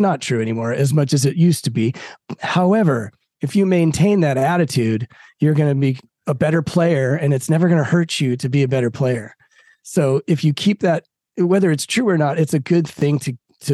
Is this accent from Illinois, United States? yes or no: no; Denver, Colorado, United States; moved away as an adult; also born or lived in Poughkeepsie, New York / Broomfield, Colorado; now in Los Angeles, United States; I'm from Denver. I grew up in Denver, but I was born in Poughkeepsie, New York